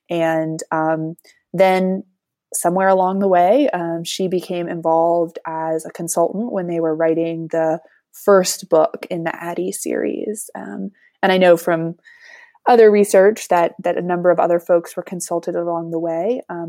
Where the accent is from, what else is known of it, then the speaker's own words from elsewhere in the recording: Durham, North Carolina, United States; I grew up here in Durham, so this is my place.